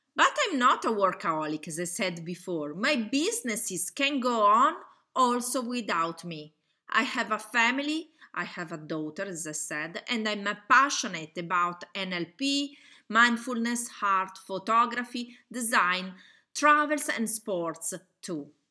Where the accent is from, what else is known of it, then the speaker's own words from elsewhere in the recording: Italy; accent: Italian; English is a second language; I'm Italian. You probably can hear from my accent.